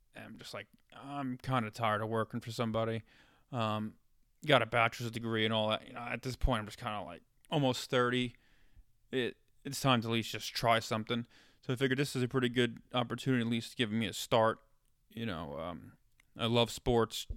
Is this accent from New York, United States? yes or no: yes; New York, United States; moved away as an adult; now in Ohio, United States; growing up in New York